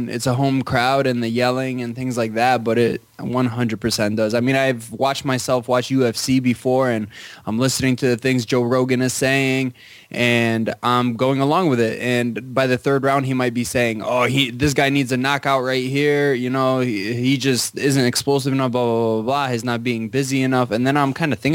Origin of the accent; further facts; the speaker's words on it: Poland; I was born in Poland